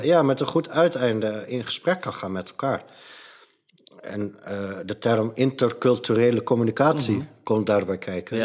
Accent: Het Gooi, North Holland, Netherlands; Ik ben opgegroeid in het gooi

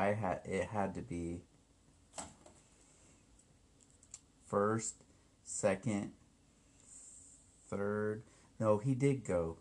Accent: Des Moines, Iowa, United States; It was in 1968 in Des Moines, Iowa

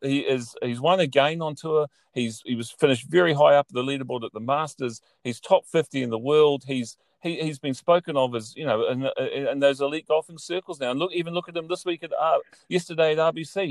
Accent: New Zealand; moved away as an adult; now in Ireland; growing up in New Zealand, I spent now the last six years in Ireland

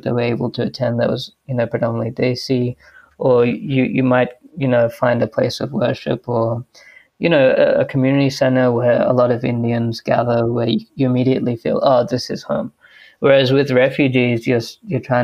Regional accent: Australia; also born or lived in United States; I was born and raised here in Australia.

